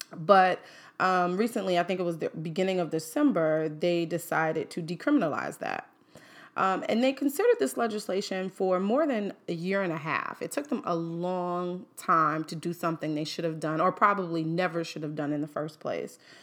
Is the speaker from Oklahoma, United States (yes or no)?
no; New York City, New York, United States; now in Washington, D.C., United States; I'm from Manhattan